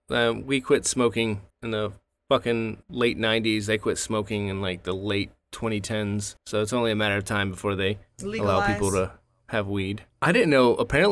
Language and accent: English; Tennessee, United States; moved away; also born or lived in North Carolina / Georgia; I was born in Tennessee. I was mainly raised Tennessee, North Carolina, Georgia. Been all over, though.